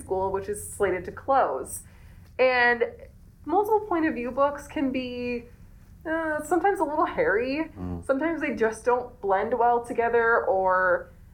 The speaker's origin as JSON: {"language": "English", "region": "East Coast", "country": "United States", "tie": "born or raised there", "moved": "yes"}